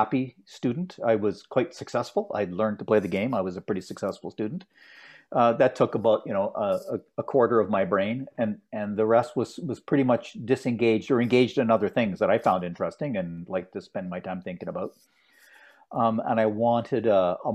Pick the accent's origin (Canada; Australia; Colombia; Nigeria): Canada; Ottawa, Ontario; a very privileged set of opportunities that were given to me when I grew up in Ottawa